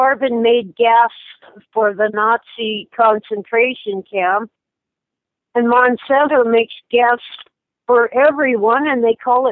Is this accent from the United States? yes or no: yes; Anaheim, California, United States; also born or lived in Culver City, California; I was born in Culver City, around the corner from MGM Studios. But after the August riots in Watts, we moved to Anaheim in 1965. So I spent more time in Orange County than L.A. County